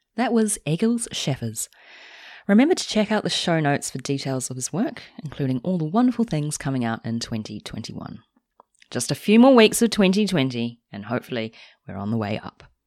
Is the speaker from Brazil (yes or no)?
no; New Zealand; as a New Zealander